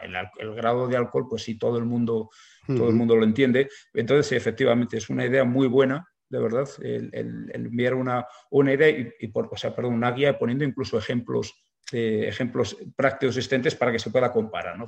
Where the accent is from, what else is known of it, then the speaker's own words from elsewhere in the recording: Burgos, Castile and León, Spain; somos de Burgos